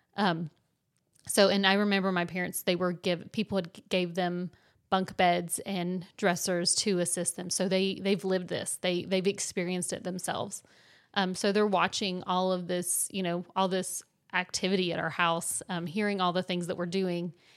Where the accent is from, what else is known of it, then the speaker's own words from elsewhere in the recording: West Virginia, United States; moved away; we're from West Virginia, so, um, our families have to come and visit us most of the time